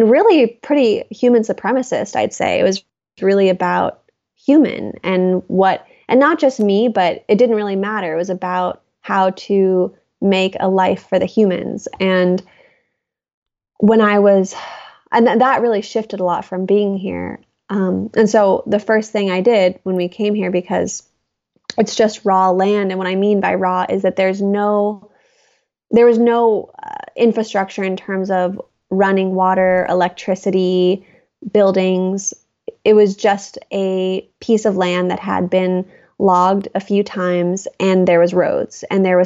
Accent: Seal Beach, California, United States; moved away as an adult; also born or lived in Los Angeles / New York City / Oregon; I grew up in Seal Beach, California, which was in Orange County, or is in Orange County

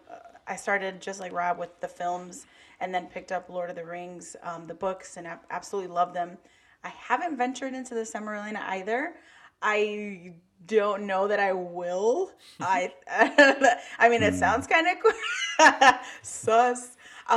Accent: Chicago, Illinois, United States; I'm also from Chicago, born and raised

